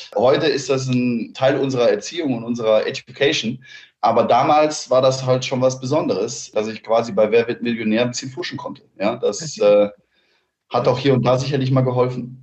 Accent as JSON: {"language": "German", "town": "Cologne", "region": "North Rhine-Westphalia", "country": "Germany", "said": "ich bin aus Köln"}